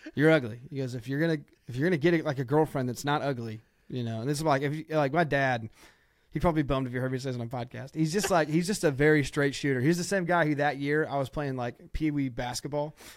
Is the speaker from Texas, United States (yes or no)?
no; Ohio, United States; I'm from Ohio